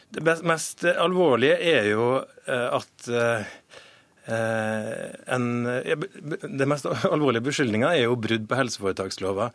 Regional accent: Møre og Romsdal, Norway; also born or lived in Kristiansund; jeg har jo brukt eh, over halve barndommen min i Romsdal

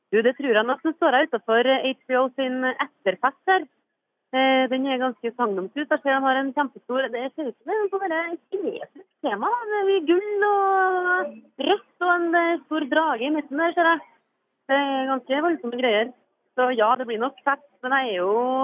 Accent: Trøndelag, Norway; jeg er trønder

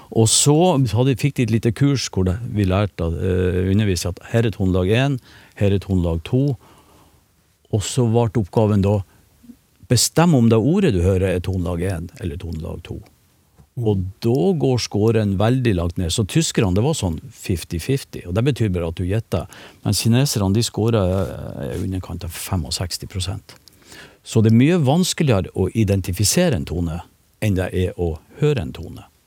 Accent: Northern Norway, Norway; Nå er jeg nordlending

